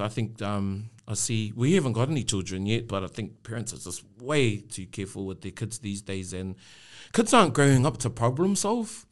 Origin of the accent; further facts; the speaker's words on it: Rotorua, Bay of Plenty, New Zealand; I was born there and brought up there